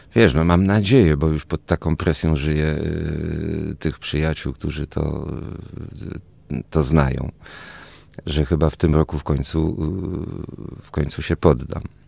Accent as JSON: {"language": "Polish", "town": "Warsaw", "region": "Masovian Voivodeship", "country": "Poland", "tie": "born or raised there", "also_born_or_lived": "Toulouse, France", "said": "czyli Praga, tam gdzie ja rzeczywiście to dzieciństwo spędziłem"}